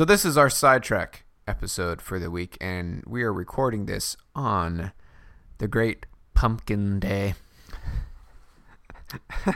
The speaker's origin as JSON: {"language": "English", "region": "Texas", "country": "United States", "tie": "born or raised there", "moved": "yes", "said": "I remember growing up in Texas in elementary school"}